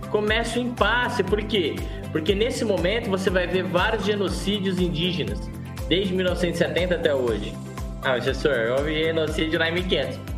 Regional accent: Brazil; nós somos brasileiros

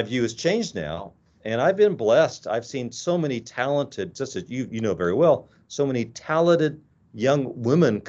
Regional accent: Midwest, United States; moved away as an adult; now in Walla Walla, United States; I grew up in the Midwest

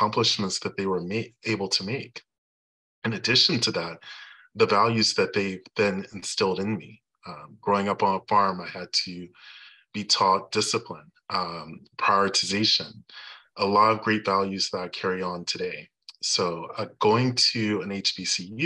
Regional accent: Louisiana, United States; I'm originally from Louisiana

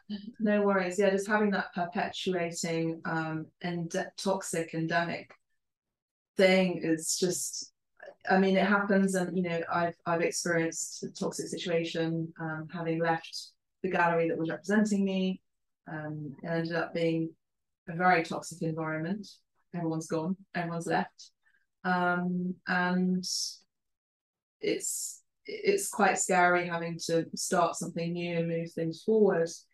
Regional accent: London, United Kingdom; first language Spanish and Italian; English is a second language; I was born in London and raised in London

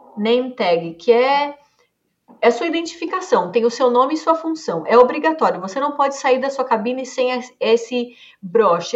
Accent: Brazil; E o brasileiro, no geral, a gente é muito comunicativo

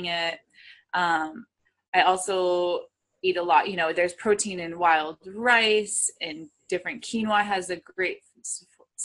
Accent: New England, United States; I'm from New England.

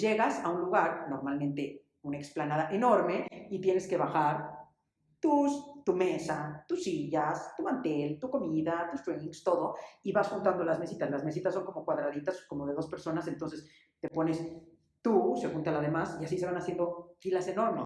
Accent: Mexico City, Mexico; Nací aquí en México en el 75

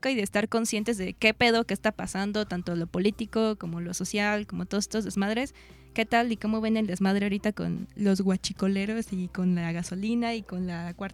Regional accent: Mexico; Sí, porque, soy mexicana.

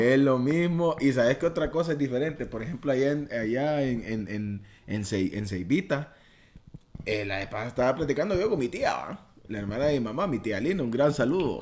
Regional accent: Choluteca, Honduras; moved away as an adult; now in Tegucigalpa, Honduras; Yo nací en Choluteca

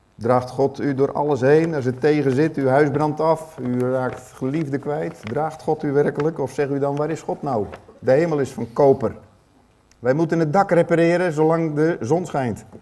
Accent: Netherlands; ons als Nederlanders

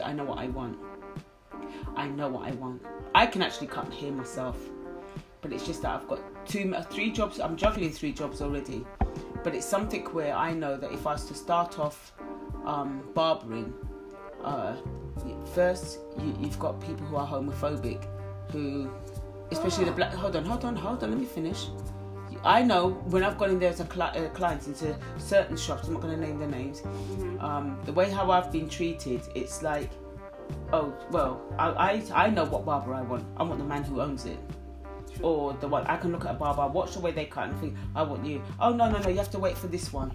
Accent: United Kingdom; I don't class myself as Caribbean, I'm British

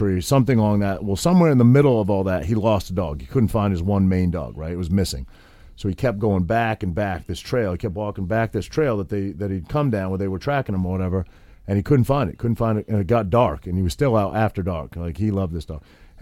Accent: Maine, United States; I grew up in Maine and I grew up hunting and fishing and all that sort of thing

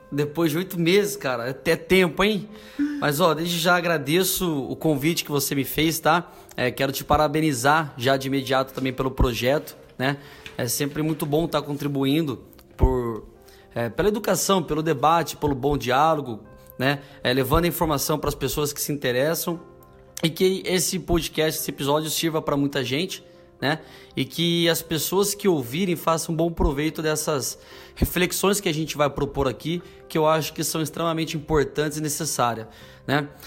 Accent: São Paulo, Brazil; now in Londrina, Brazil; eu não nasci aqui no Paraná, aqui em Londrina, venho, de São Paulo, vim para cá estudar, trabalhar.

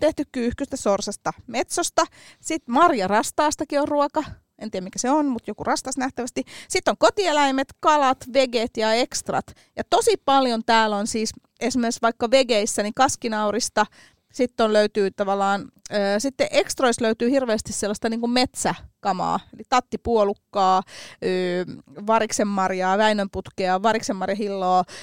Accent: Helsinki, Uusimaa, Finland; mä oon Töölöstä kotoisin

